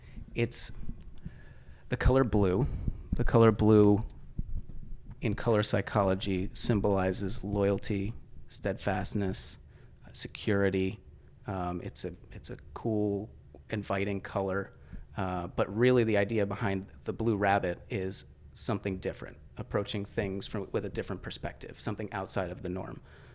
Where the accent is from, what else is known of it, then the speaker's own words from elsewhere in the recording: New Paltz, New York, United States; also born or lived in Highland, New York / Kingston, New York; born and raised